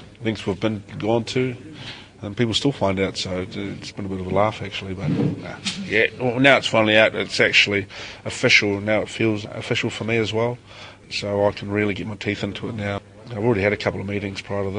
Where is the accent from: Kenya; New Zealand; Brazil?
New Zealand; Wellington; moved away as an adult; now in Auckland, New Zealand; I haven't lived in Wellington for a long time. You know, when I left there, that is my hometown, and that'll always be my hometown